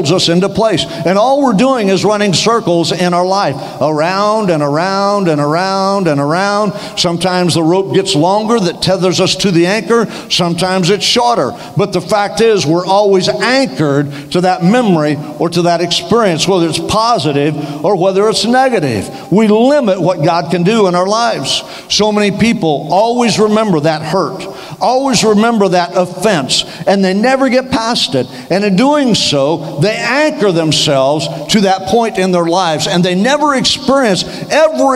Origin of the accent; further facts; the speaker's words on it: Western Oklahoma, United States; also born or lived in Denver, Colorado; now in Tallahassee, United States; I grew up in Western Oklahoma, so far out in the sticks, they had to pipe in the daylight